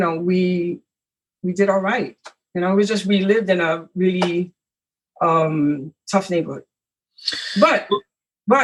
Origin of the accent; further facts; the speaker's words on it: New York City, New York, United States; I was born in Spanish Harlem.